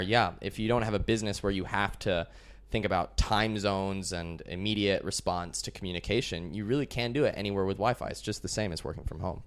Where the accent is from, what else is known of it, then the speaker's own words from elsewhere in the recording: Colorado, United States; moved away as an adult; also born or lived in Chicago, Illinois, United States / Austin, Texas, United States; I was born in Chicago, USA. When I was really young, like three or four years old, my family moved to Colorado. I spent my whole childhood there